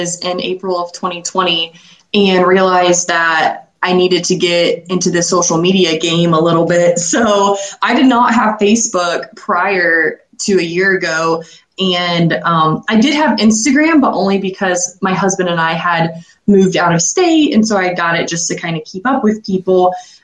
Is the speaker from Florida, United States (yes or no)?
no; Ashland, Ohio, United States; also born or lived in New Orleans, Louisiana / Urbana, Ohio / Tulsa, Oklahoma; I was born in New Orleans, Louisiana, and lived there till I was 3 years old. And then my parents moved back home to Ashland, Ohio. And I have pretty much lived in Ashland my whole life